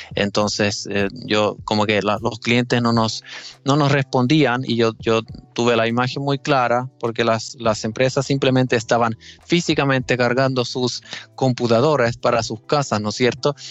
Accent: Finland; accent: Finnish; Spanish is a second language; mi acento finlandés. Eh, todavía estoy mejorando mi español. En todo caso, sí, o sea, soy, soy finlandés

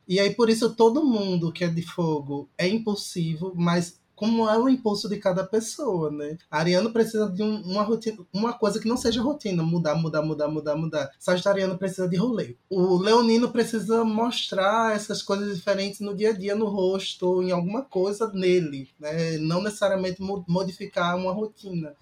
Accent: Recife, Pernambuco, Brazil; now in Fortaleza, Brazil; falo de Fortaleza, mas sou recifense

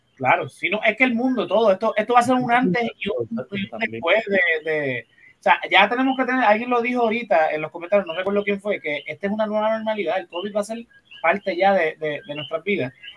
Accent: Puerto Rico; nosotros como puertorriqueños, seamos cristianos o no, celebramos Navidad

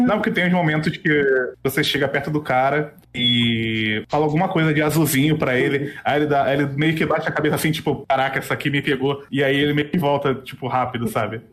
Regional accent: Rio de Janeiro, Brazil; moved away; E eu sou do Rio

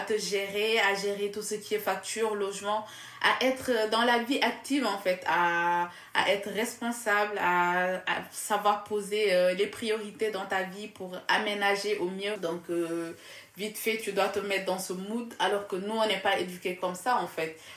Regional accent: Casamance, Senegal; moved away as an adult; now in France; je viens du sud du Sénégal

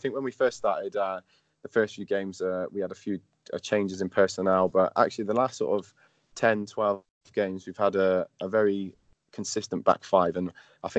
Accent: Trowbridge, South West England, United Kingdom; moved away as an adult; now in Cardiff, United Kingdom; I'm from Trowbridge originally

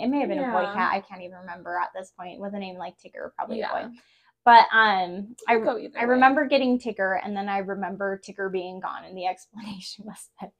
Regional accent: Mesa, Arizona, United States; I grew up in Mesa, Arizona.

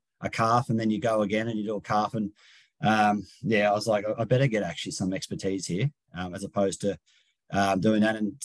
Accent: Sydney, New South Wales, Australia; I'm from Sydney

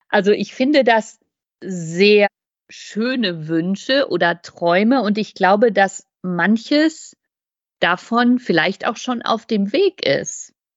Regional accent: West Germany, Germany; Also ich bin in der Bundesrepublik zur Schule gegangen.

